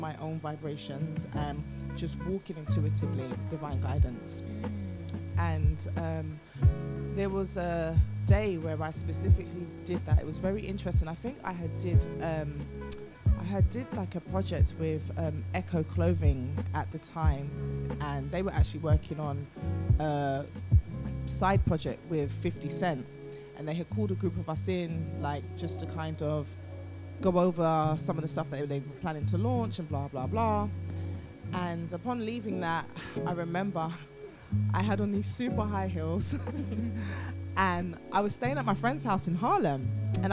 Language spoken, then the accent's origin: English; United Kingdom; moved away as an adult; also born or lived in New York; being British